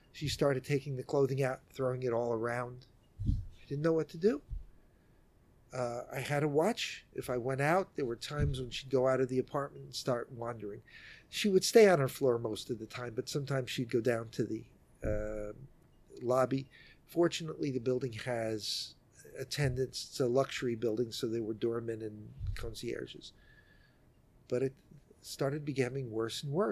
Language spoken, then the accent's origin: English; New York City, New York, United States; I'm a New Yorker, born and raised here in Manhattan